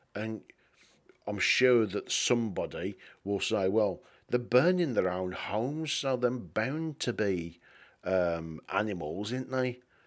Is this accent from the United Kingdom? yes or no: yes; England, United Kingdom; being English